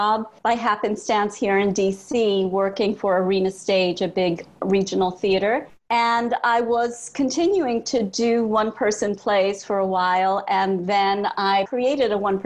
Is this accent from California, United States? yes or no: no; New York City, New York, United States; moving from Brooklyn to Manhattan